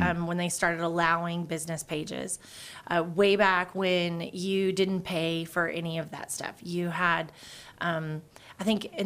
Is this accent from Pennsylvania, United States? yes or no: no; West Texas, United States; moved away as an adult; now in Idaho, United States; I grew up in West Texas